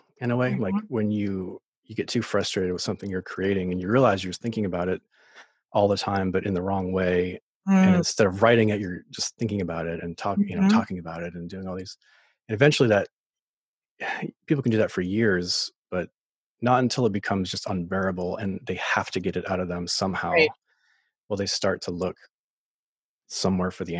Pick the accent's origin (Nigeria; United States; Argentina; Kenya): United States; Maine; moved away as an adult; also born or lived in Nashville, Tennessee; I'm from Maine originally, so I came back